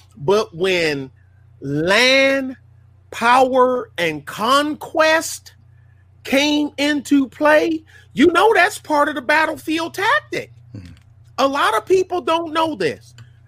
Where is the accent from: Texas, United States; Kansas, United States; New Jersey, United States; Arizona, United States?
Texas, United States; We say we're Texan.